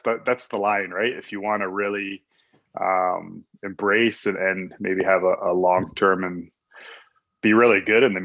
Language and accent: English; Ontario, Canada; moved away as an adult; now in Calgary, Canada; We used to go home in the summers to where we grew up in Ontario